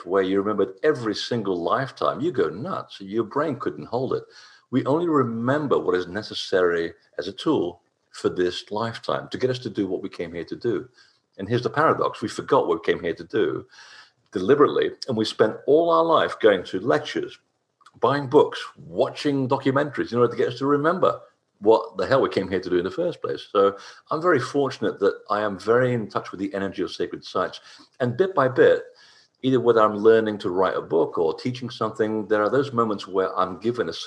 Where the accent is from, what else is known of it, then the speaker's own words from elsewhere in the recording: Portugal; I'm not British by birth